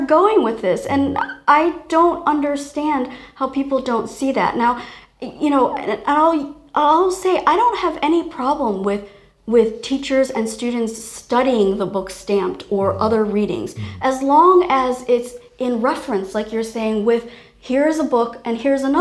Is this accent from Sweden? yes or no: no; Taiwan; I was born in Taiwan